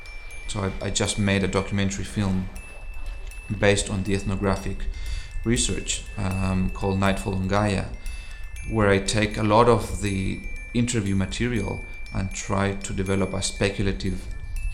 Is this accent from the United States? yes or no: no; Chile; moved away; also born or lived in Buenos Aires, Argentina; I'm originally from Chile, but I spent my first 10 years in Buenos Aires